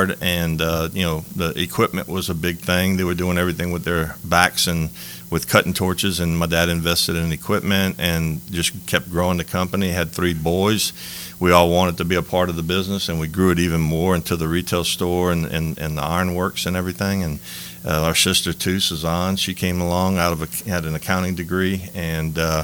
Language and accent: English; Lafayette, Louisiana, United States; I was born and raised in Lafayette, Louisiana